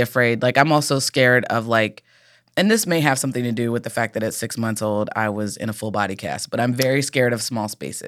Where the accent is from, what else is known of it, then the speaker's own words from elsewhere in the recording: Cincinnati, Ohio, United States; I'm from Cincinnati.